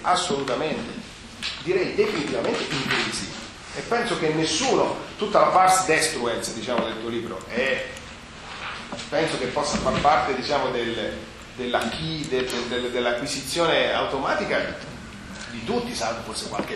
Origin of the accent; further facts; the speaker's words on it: Abruzzo, Italy; sono un abruzzese